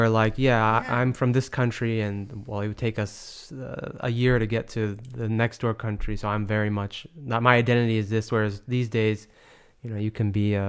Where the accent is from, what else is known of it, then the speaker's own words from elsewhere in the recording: United States; I'm an American. Like, if you talk to me, it's like, yeah, this guy's from America. He's an American.